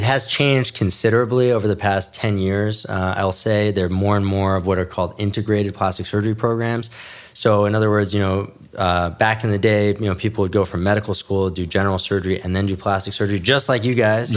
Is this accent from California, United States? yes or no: no; New York City, New York, United States; also born or lived in New Jersey / Midwest; now in Los Angeles, United States; I was born in New York City, raised, uh, in New York City, and then, you know, moved out to New Jersey.